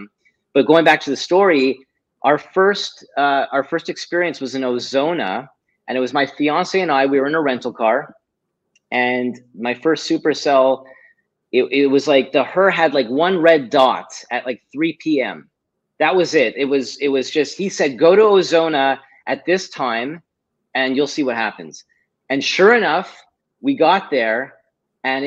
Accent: Montreal, Quebec, Canada; I'm originally from Montreal

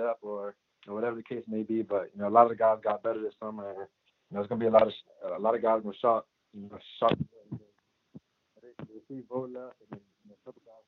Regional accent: Miami, Florida, United States; I'm from Miami.

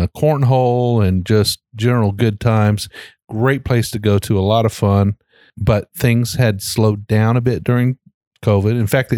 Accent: Shelby County, Kentucky, United States; And we're from Shelby County, Kentucky.

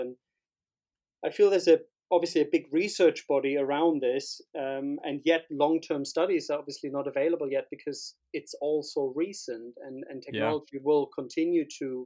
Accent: Berlin, Germany; moved away as an adult; also born or lived in Barcelona; born and bred in Berlin. In West Berlin at the time, next to Kurfürstendamm

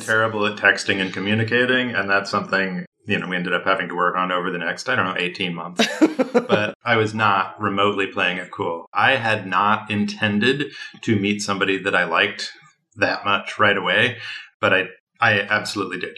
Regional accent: Midwest, United States; I am from the Midwest

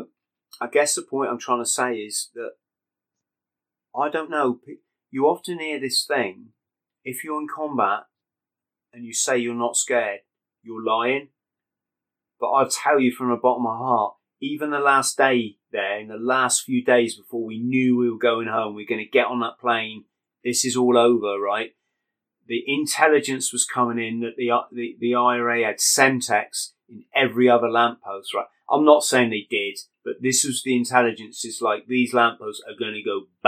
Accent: England, United Kingdom; I'm a British person, English

